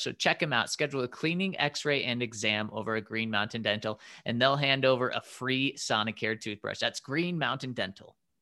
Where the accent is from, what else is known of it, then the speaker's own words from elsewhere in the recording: Denver, Colorado, United States; I was born in Denver, raised in Denver